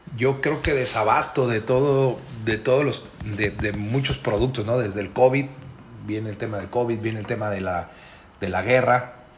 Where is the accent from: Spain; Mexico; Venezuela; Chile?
Mexico; nosotros como mexicanos